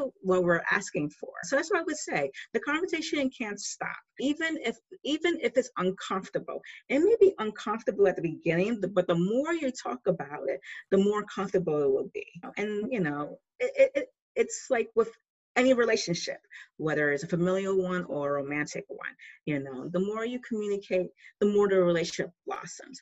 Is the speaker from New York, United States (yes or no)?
yes; New York City, New York, United States; I'm originally from New York City